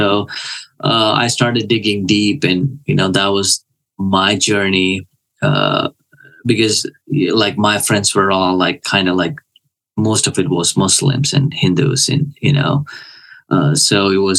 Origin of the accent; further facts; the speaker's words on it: Kuwait; I was born in a Christian family. So all I knew was the church. I grew up there and it was just whatever.